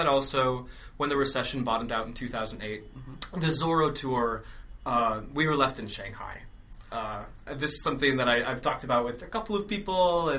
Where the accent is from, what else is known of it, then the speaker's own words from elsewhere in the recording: Minnesota, United States; moved away as an adult; I grew up in, Minnesota.